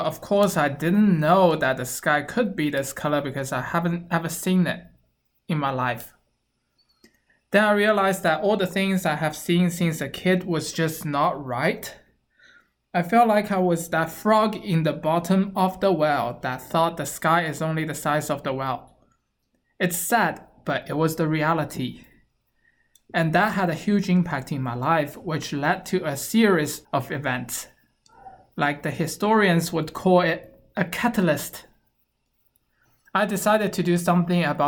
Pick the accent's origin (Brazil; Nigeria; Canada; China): China; Shanghai; moved away as an adult; I was born and raised in Shanghai, China